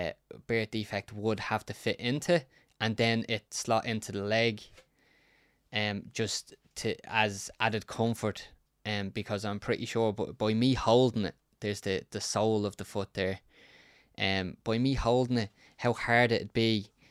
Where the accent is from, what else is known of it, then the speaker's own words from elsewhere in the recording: County Dublin, Ireland; I grew up in Ballyferma, and it was wild, the Wild West.